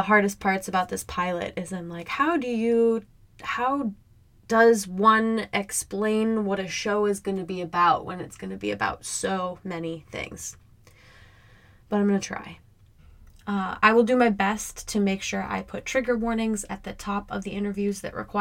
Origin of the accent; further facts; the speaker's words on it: Midwest, United States; I grew up in the Midwest.